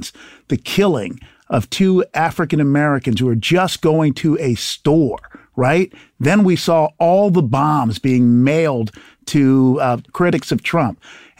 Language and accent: English; Haiti; born there; So look, I come from the country of Haiti. I was born in Haiti.